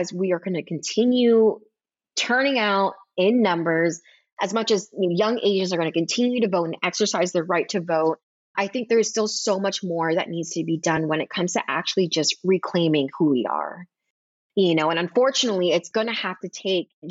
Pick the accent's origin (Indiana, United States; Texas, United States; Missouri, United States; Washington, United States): Texas, United States; this is my home state